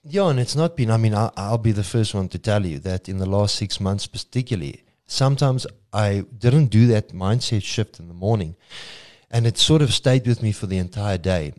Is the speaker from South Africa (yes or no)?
yes; South Africa; fellow South African